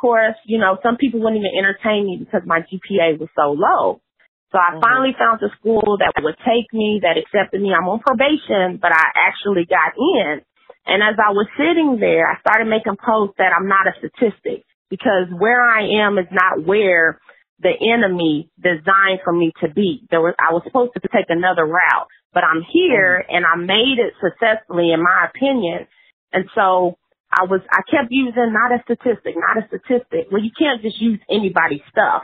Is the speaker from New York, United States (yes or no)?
no; Princeton, Indiana, United States; moved away as an adult; also born or lived in Evansville, Indiana / West Tennessee; I am originally from a small town in Indiana. It's called Princeton.